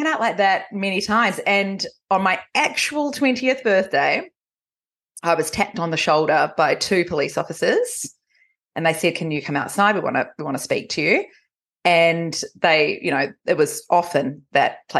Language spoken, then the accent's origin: English; New Zealand; accent: Kiwi; moved away as an adult; now in Australia; I was actually born in Australia. And I grew up in New Zealand.